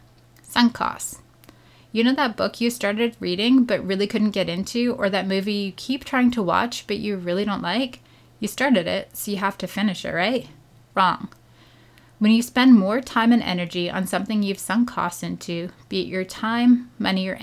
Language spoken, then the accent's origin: English; Canada; I'm Canadian.